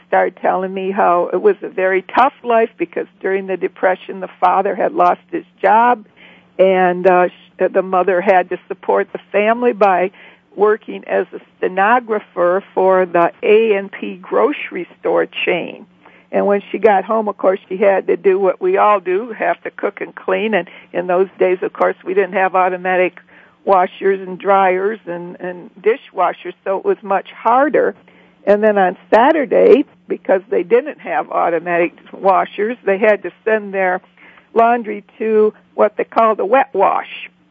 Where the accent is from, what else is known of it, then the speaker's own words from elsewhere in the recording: Michigan, United States; moved away; we moved back to Michigan, which is my home state